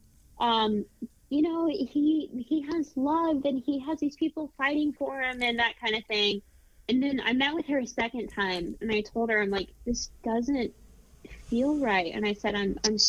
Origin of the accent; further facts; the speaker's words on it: Indianapolis, Indiana, United States; my hometown in Indianapolis